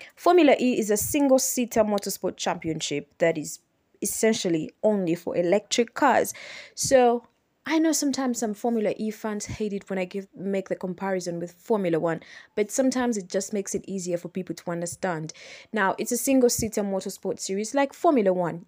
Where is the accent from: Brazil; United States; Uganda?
Uganda; I am from Uganda